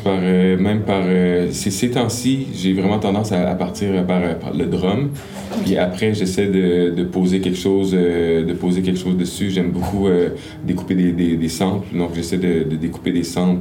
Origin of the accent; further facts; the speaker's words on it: Gatineau, Quebec, Canada; j'ai grandi beaucoup à Gatineau